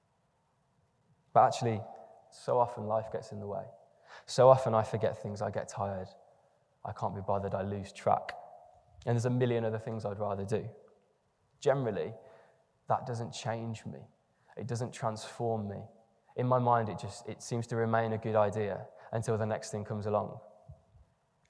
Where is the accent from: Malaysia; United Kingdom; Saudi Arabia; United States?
United Kingdom; England; if you're English in the room, I am as well